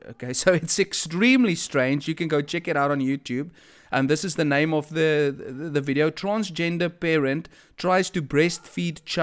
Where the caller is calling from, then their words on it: Durban, KwaZulu-Natal, South Africa; I am speaking here from Durban, to be specifically, uh, be specific, Westville, Durban, South Africa.